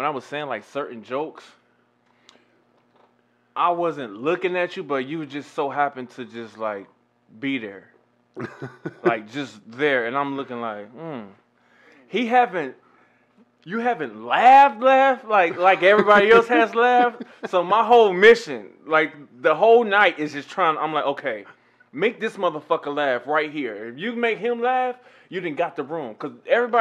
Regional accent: Cleveland, Ohio, United States; now in San Diego, United States; me being from Cleveland

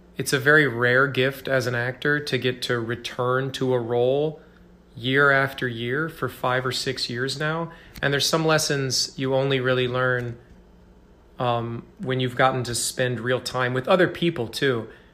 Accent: Mount Vernon, Iowa, United States; moved away as an adult; also born or lived in Ames, Iowa / New York City; I grew up in, uh, in Mount Vernon, Iowa, a tiny little town.

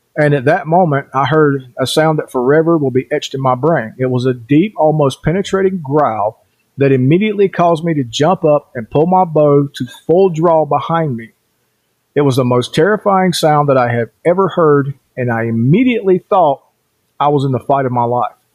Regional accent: Cherokee Reservation, Swain County, North Carolina, United States; also born or lived in southeast Idaho; now in Idaho, United States; I was born and raised on the Cherokee Reservation in North Carolina, and that's in Swain County for those of you who know

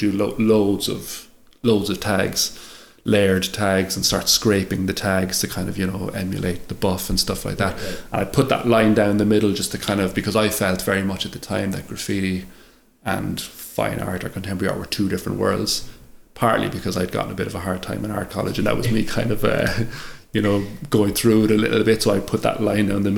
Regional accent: Ireland; moved away as an adult; now in London, United Kingdom; I'm an Irish artist here

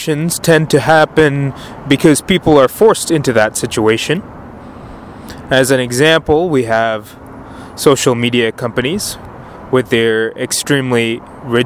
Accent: Penang, Malaysia; my hometown of Penang, Malaysia

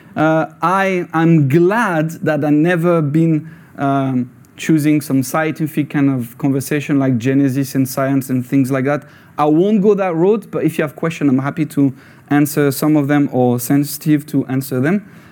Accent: France; English is a second language; moved away as an adult; now in Scotland; I was born in France

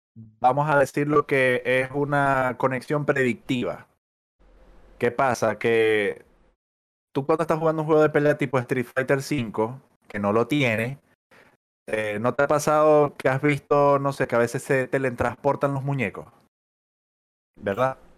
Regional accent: Maracaibo, Zulia, Venezuela; moved away as an adult; now in Chile; soy de Maracaibo. Eh, tengo viviendo acá en Chile ya casi, no sé, como siete años

